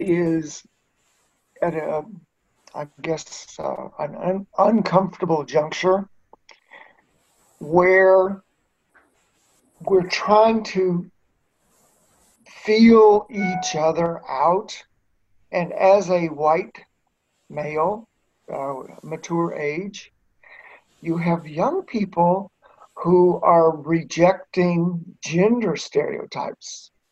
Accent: the South, United States; And I had used that growing up in the South.

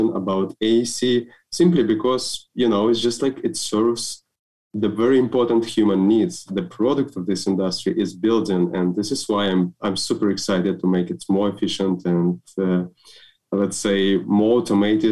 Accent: Belarus; I'm from Belarus, so actually. And we have a quite interesting educational system.

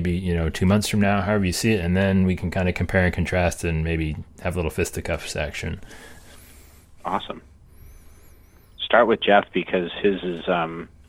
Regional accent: Cleveland, Ohio, United States; I'm Polish from Cleveland, so that's pretty exotic.

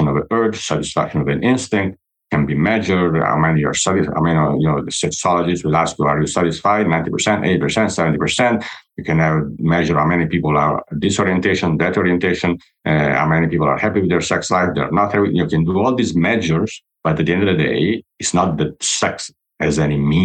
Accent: Italy; I'm from Italy

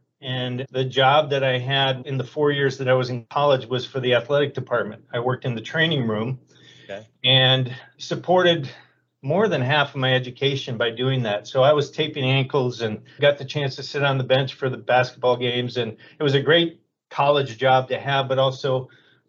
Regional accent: Menomonee Falls, Wisconsin, United States; also born or lived in Oshkosh, Wisconsin / Green Bay, Wisconsin; I'm a Midwestern guy. I was born in Oshkosh, Wisconsin. Moved to Green Bay and was raised in Menominee Falls, Wisconsin, which is a suburb of Milwaukee.

